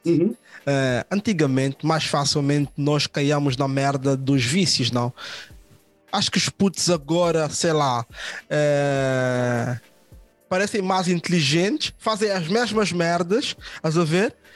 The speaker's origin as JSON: {"language": "Portuguese", "town": "Odivelas", "region": "Lisbon", "country": "Portugal", "lives_now": "Lisbon, Portugal", "said": "Ah, eu sou de Odivela e vivo no bairro alto."}